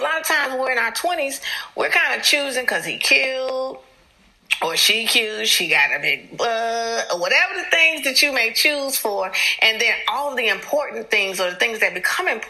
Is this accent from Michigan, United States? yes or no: no; Chicago, Illinois, United States; moved away; also born or lived in the South; I'm from Chicago, so it is taking so much for me to say Aaron. Where I'm from, we say Aaron.